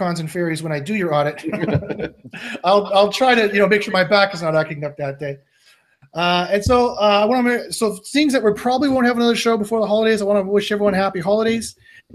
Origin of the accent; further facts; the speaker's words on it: Canada; I'm part Ukrainian as well, Canadian